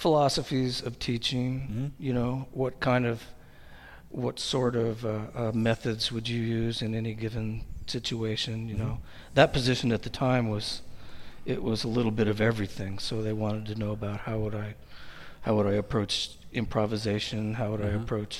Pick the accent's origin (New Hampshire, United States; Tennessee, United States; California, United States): California, United States; the Bay Area; moved away as an adult; also born or lived in Texas; now in Portland, United States; I grew up in the Bay Area